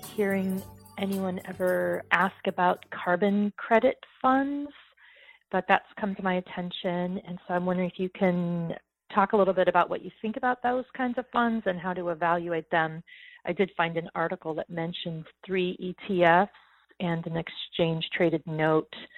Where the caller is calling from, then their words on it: Sunnyvale, California, United States; I'm calling from Sunnyvale, California